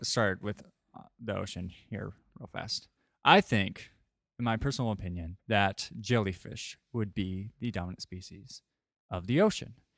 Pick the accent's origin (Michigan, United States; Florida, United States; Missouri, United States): Missouri, United States; St. Louis; moved away; I'm from Saint Louis